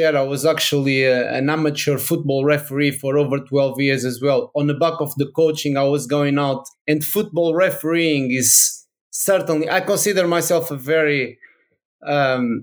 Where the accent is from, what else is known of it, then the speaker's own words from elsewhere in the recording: Portugal; English is a second language; moved away as an adult; now in Brighton, United Kingdom; go back to Portugal.